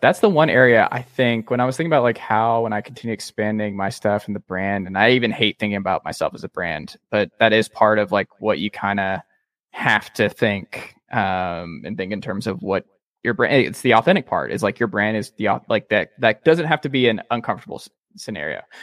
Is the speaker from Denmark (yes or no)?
no; Georgia, United States; I have a lot of Georgia friends. I'm from Georgia.